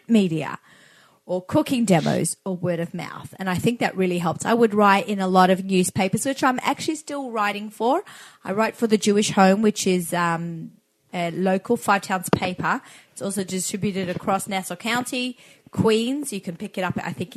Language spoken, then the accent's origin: English; Australia; moved away; I'm an Aussie being Australian